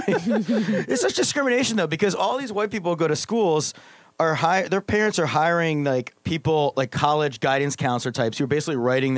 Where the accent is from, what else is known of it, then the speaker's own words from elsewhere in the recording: Pennsylvania, United States; I'm from Pennsylvania.